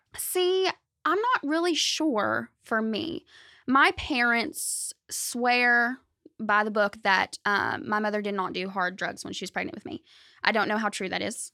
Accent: Benton, Arkansas, United States; I was born in Benton, raised in Benton, Saline County

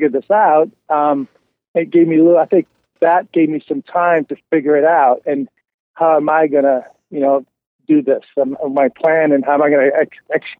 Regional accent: Montreal, Quebec, Canada; moved away as an adult; now in Kentucky, United States; kid growing up in Montreal, in the West Island

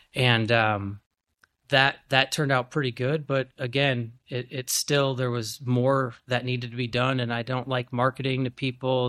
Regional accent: Grafton, Wisconsin, United States; from Grafton, I'm from Osaukee County, and there was nothing.

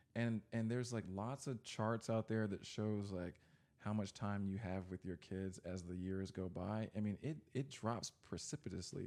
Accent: Texas, United States; I grew up in Texas

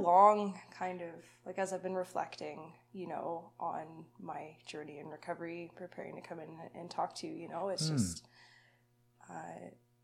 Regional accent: Lethbridge, Alberta, Canada; I was born in Lethbridge, so, you know, not far from here. Mm-hmm. I lived there till I was about 10.

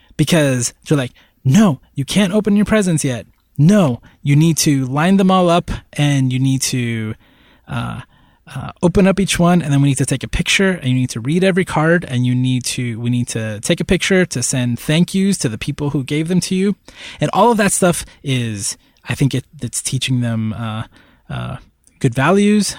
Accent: Northeast, United States; now in Puerto Rico; I grew up in the Northeast

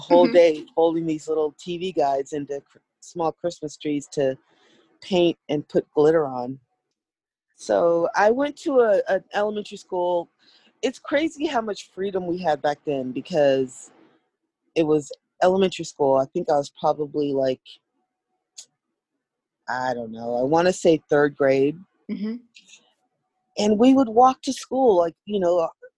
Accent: Seattle, Washington, United States; also born or lived in Tulsa, Oklahoma; I grew up in Seattle. My mom moved here with her four kids from Oklahoma

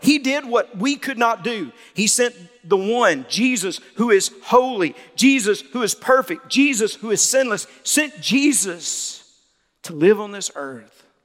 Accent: Mississippi, United States; now in Louisiana, United States; I'm not from Louisiana. I'm from Mississippi, but I got here as soon as I could

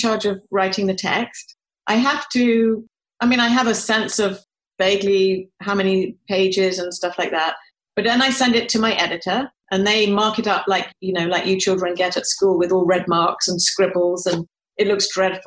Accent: United Kingdom; moved away; I'm British

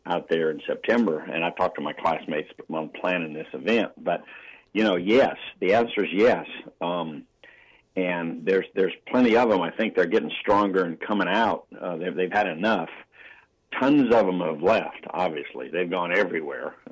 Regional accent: Sacramento, California, United States; also born or lived in Denver, Colorado; I grew up in Sacramento, and I got there at age five.

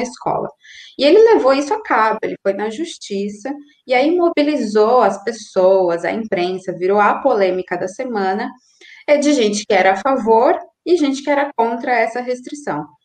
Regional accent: Brazil; now in Argentina; eu, como brasileira, estrangeira, moradora

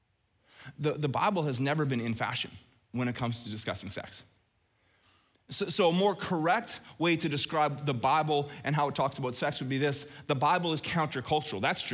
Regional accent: Red Deer, Alberta, Canada; growing up in Red Deer

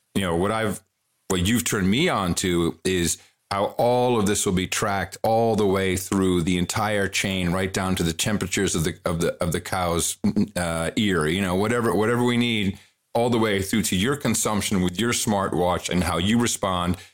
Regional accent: Netherlands; moved away; I grew up in the Netherlands.

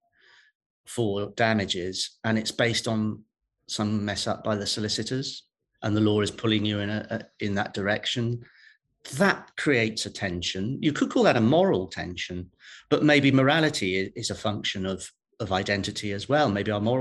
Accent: Welsh, Wales, United Kingdom; I'm a Welsh judge. A Catholic Welsh judge

